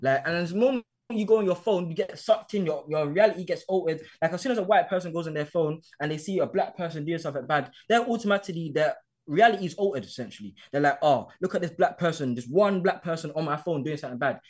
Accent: London, United Kingdom; I grew up in Hackney.

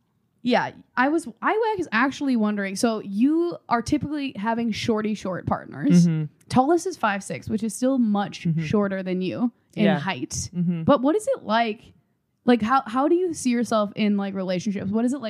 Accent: Midwest, United States; I'm from the Midwest

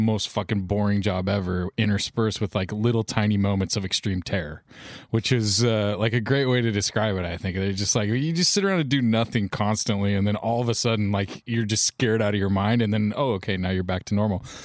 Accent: United States; as an American male young man

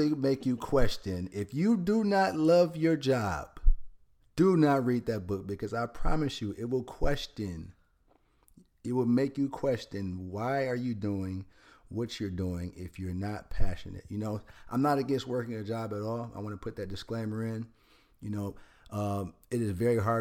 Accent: Detroit, Michigan, United States; In Detroit. I grew up in Detroit, Michigan

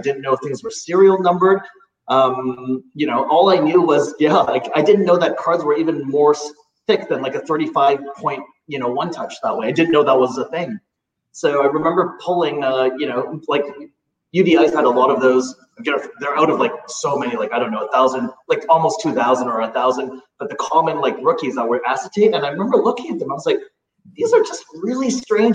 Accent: Canada; also born or lived in Hong Kong; I came over from Hong Kong. Parents moved over here in 1985 that way. So, you know, I've been here for sure most of my life. I call Canada certainly my home that way. It's where I grew up in high school. It's where I went to elementary school

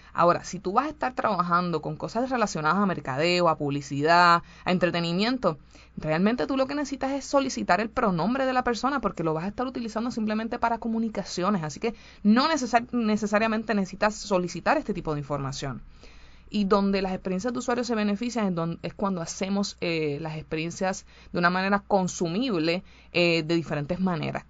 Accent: Puerto Rico; en mi país, Puerto Rico, como saben, eh, somos súper femeninos

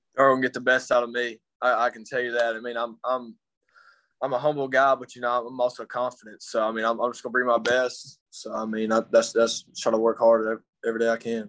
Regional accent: Clinton, Mississippi, United States; now in Denham Springs, United States; I'm from Clinton, Mississippi. I was born and raised okay. some of my life there, and I moved here

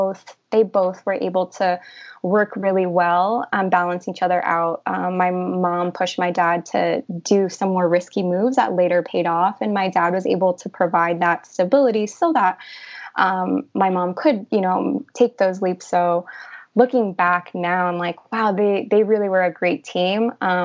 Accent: Illinois, United States; also born or lived in Peru; Yeah. So I was born in Peru. My parents came to the United States in Illinois when I was 5 years old. So I was there for the first 5 years of my life.

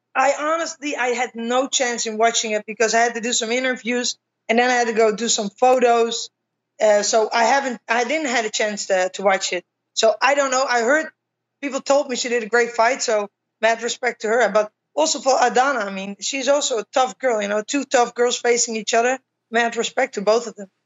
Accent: Utrecht, Netherlands; my hometown, Utrecht

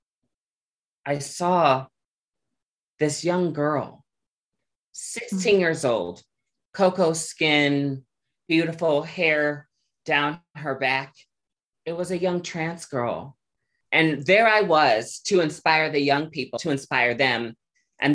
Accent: Omaha, Nebraska, United States; growing up in Omaha, Nebraska, I grew up a child who was very resilient

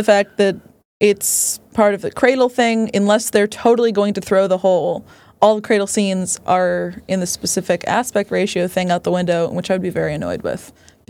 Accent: Seaside, Florida, United States; I grew up in the Truman Show town.

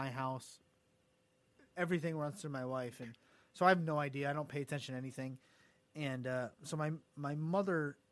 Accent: New York, United States; I'm from New York

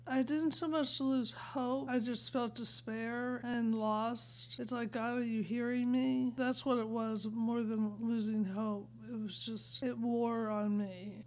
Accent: Pittsburgh, Pennsylvania, United States; growing up in Pittsburgh where everybody seemed to have four or more children

